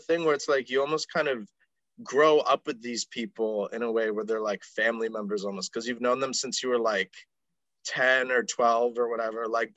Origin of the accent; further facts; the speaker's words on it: West Bend, Wisconsin, United States; now in Milwaukee, United States; I'm from West Bend, which is like 40 minutes north of here